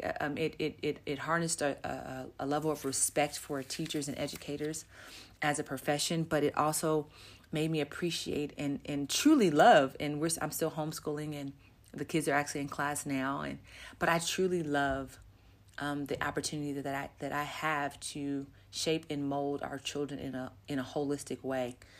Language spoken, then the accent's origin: English; Los Angeles, California, United States; moved away as an adult; now in Namibia; I grew up in Los Angeles, California, in the USA, born and raised